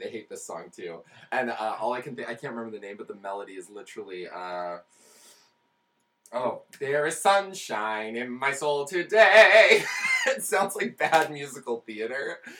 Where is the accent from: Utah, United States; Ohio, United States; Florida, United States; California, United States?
Utah, United States; Salt Lake City; moved away as an adult; also born or lived in Minnesota / Louisville, Kentucky; now in New York City, United States; I'm from Salt Lake City, Utah. Went to school in Minnesota, where I eventually found my way to Louisville, Kentucky